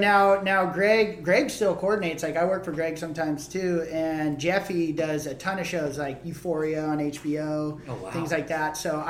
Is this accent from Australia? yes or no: yes; Perth, Western Australia, Australia; I'm from Perth, you know?